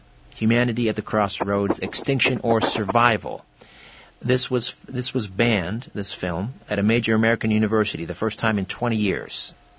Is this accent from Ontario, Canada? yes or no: yes; Brantford, Ontario, Canada; Right, in my hometown of Brantford.